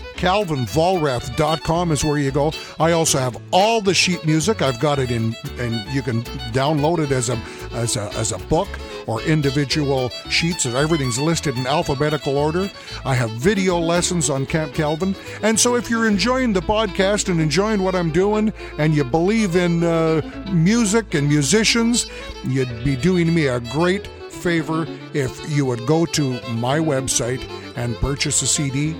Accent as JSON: {"language": "English", "town": "Edmonton", "region": "Alberta", "country": "Canada", "tie": "born or raised there", "said": "Growing up in Edmonton, Alberta, the big, big special event, the fair that happened every summer in July, was called Klondike Days"}